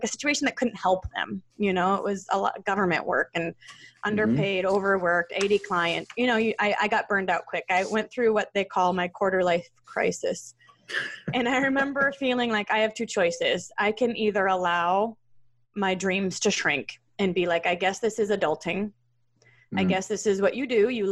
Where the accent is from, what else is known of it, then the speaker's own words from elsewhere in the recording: Troy, Michigan, United States; I grew up in the Detroit area in Troy, Michigan